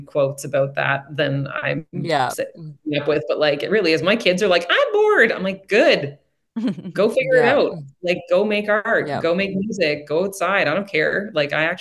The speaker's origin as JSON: {"language": "English", "region": "Prince Edward Island", "country": "Canada", "tie": "born or raised there", "said": "growing up in Prince Edward Island and in a rural part of the island"}